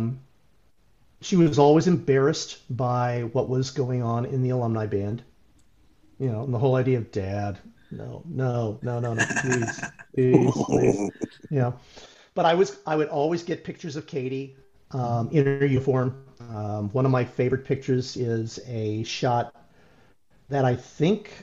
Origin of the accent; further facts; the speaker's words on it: Aurora, Illinois, United States; We grew up in Aurora, Illinois, but we did a lot of things in the Naperville area